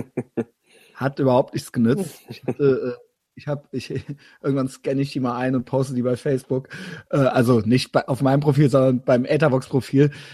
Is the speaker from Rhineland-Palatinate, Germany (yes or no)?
yes; Koblenz, Rhineland-Palatinate, Germany; moved away; ich komme ja da unten aus dem Spundloch des Rheinlands